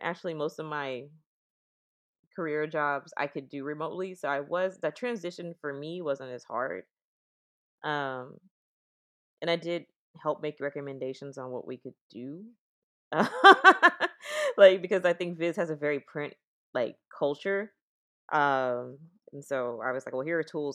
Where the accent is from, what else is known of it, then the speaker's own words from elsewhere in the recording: Oakland, California, United States; I'm from Oakland